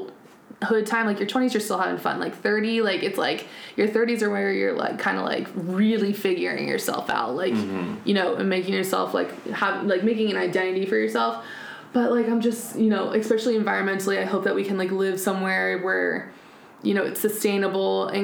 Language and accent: English; United States; now in Germany; we are American, living on an American base